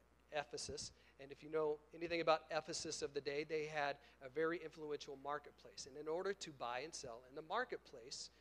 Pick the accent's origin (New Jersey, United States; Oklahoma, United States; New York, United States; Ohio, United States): Oklahoma, United States; I'm from Oklahoma.